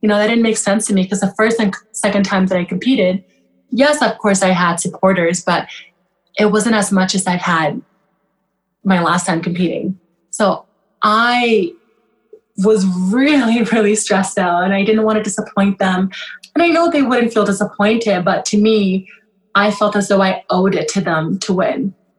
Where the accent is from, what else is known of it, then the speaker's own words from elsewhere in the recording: Kenya; born there; I was born in Kenya. So what happened was there was a civil war in Sudan at the time. My mother fled to Kenya.